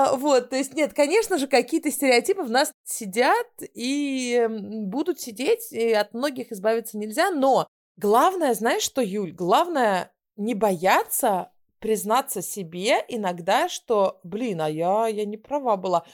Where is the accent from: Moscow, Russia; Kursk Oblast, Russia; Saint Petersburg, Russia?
Moscow, Russia; moved away as an adult; also born or lived in Israel; now in Stockholm, Sweden; я из Москвы